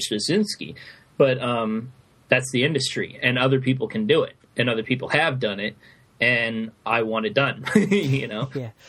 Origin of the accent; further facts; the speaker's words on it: United States; as an American.